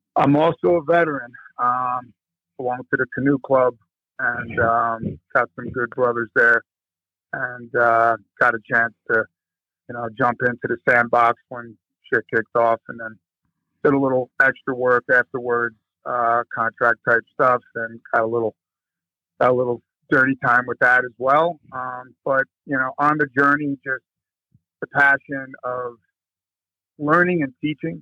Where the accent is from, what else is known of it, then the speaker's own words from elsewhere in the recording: New Jersey, United States; I'm originally from East Coast, Jersey specifically. Uh, grew up there right across the river from Manhattan, Bronx, Brooklyn, Queens area there, but in, in Jersey